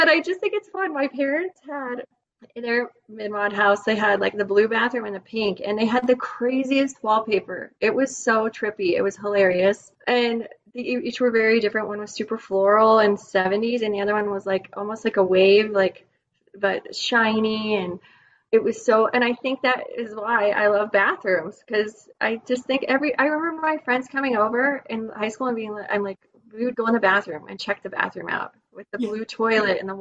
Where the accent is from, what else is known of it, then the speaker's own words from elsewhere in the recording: the West, United States; growing up in the West